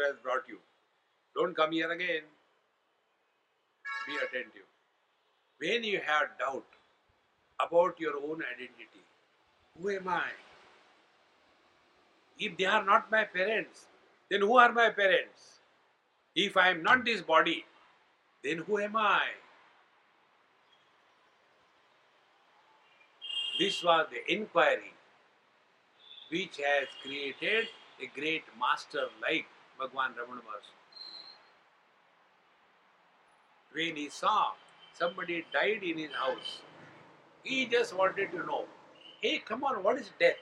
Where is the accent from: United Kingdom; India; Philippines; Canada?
India; also born or lived in United States; being Indian